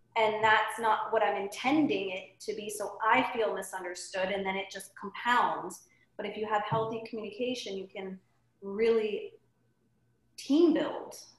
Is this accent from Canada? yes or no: no; Salzburg, Austria; now in San Diego, United States; I am from Austria, from Salzburg, where Sound of Music was filmed, and I now live in San Diego